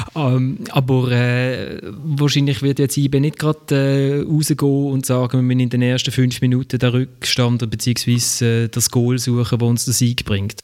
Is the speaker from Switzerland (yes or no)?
yes; Switzerland; wir als Schweizer